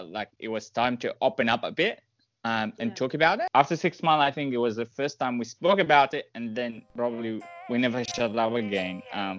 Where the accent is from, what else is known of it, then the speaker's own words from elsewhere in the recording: Syria; English is a second language; also born or lived in Egypt; now in Australia; we come from Syria